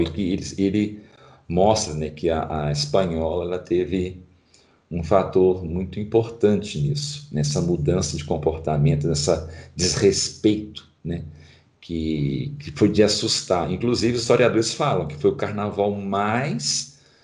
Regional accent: Brazil; nós como brasileiros

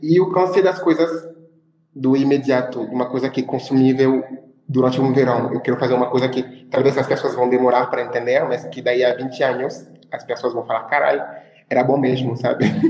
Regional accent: Créteil, Île-de-France, France; Portuguese is a second language; moved away as an adult; also born or lived in Ivory Coast; now in Brazil; no bairro onde eu nasci e cresci, assim, em Créteil, que é na França, que é um bairro de Paris

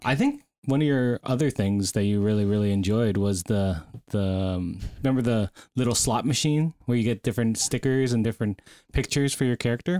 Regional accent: Canada; we're Canadian here

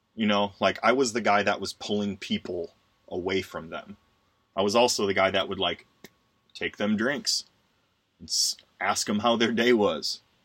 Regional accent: Wisconsin, United States; the house I grew up in in Wisconsin

